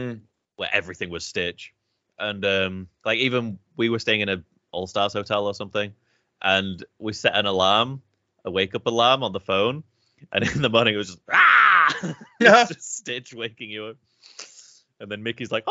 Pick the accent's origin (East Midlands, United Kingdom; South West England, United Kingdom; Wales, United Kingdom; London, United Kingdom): East Midlands, United Kingdom; Lincolnshire; I'm from Lincolnshire